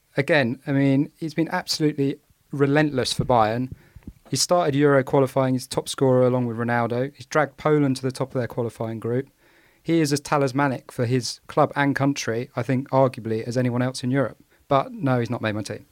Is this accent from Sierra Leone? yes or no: no; England, United Kingdom; I'm an Englishman football fan. I've been reared on no-nonsense defence